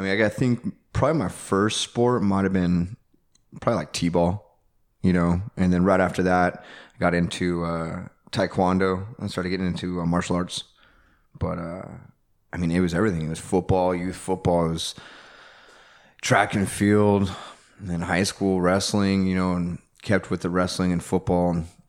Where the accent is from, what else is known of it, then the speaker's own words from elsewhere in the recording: Albuquerque, New Mexico, United States; Yeah, 505, baby. Yeah, Albuquerque, Burke.